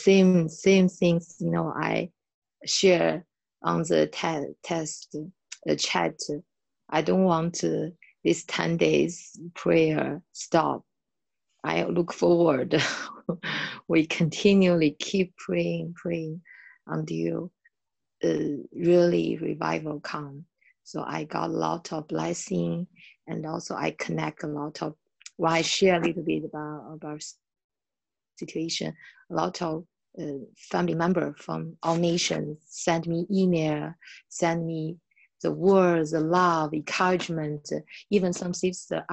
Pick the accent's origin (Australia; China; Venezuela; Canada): China; from China.